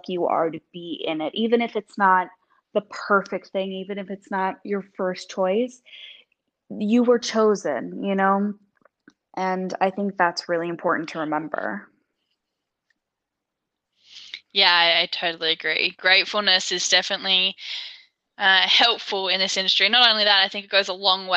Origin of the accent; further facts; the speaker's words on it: Australia; Australia is definitely more spread out in terms of our land mass and everything.